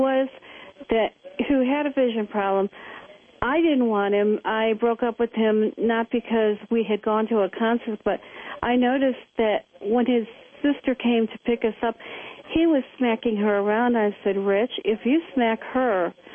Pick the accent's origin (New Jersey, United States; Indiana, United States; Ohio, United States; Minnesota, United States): Ohio, United States; Cleveland; moved away as an adult; now in Los Angeles, United States; I was from Cleveland.